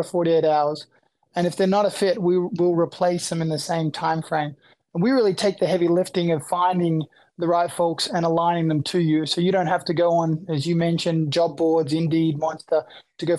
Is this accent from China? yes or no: no; Australia; moved away as an adult; now in United States; I'm originally from Australia. I came to the US